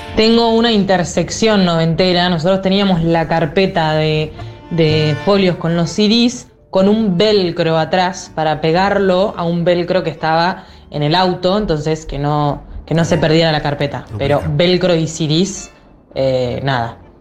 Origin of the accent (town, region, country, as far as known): Colombia; moved away as an adult; now in Argentina